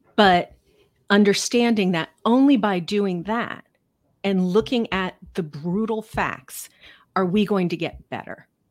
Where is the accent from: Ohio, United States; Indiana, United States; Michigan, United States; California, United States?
Ohio, United States; Cincinnati; moved away as an adult; also born or lived in New York City / Chicago; now in Manchester, United States; I grew up in Cincinnati